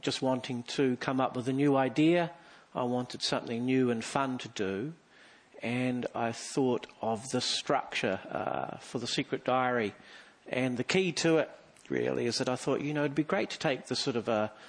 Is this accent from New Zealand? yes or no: yes; Mount Maunganui, Bay of Plenty, New Zealand; I'm from Mount Maunganui, sort of a centre of civilisation and learning.